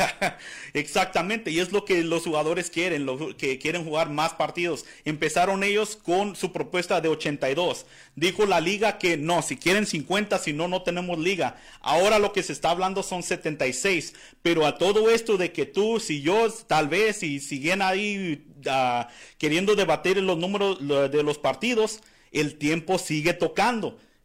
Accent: Arizona, United States; soy de aquí de Arizona

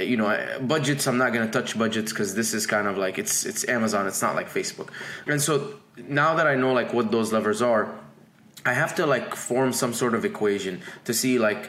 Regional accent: Dubai, United Arab Emirates; moved away as an adult; also born or lived in Egypt; now in United States; I was born in Egypt, raised in Dubai, came to America in 2011 to become a chemical engineer

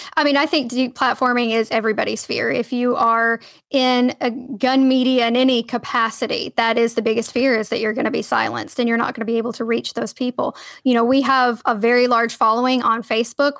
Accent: Cookeville, Tennessee, United States; moved away as an adult; also born or lived in Edwardsville, Illinois; I started out at, uh, Tennessee Tech University in my hometown in Cookville, Tennessee

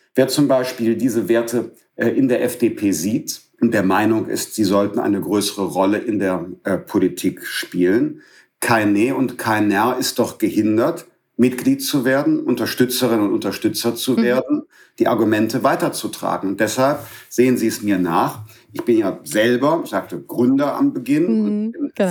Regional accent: Bergisches Land, North Rhine-Westphalia, Germany; moved away as an adult; also born or lived in Düsseldorf; Ich bin aus dem Bergischen Land

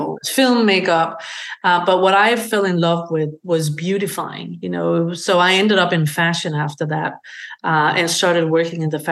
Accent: Denmark; moved away as an adult; I am originally from Denmark. I grew up on a working farm in rural Denmark.

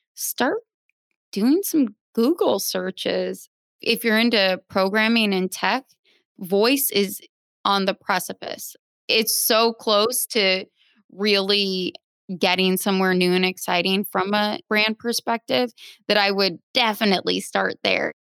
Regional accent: Phoenix, Arizona, United States; also born or lived in Nebraska; now in Brooklyn, United States; I am originally from Nebraska, raised in Phoenix, now a Brooklyn dweller

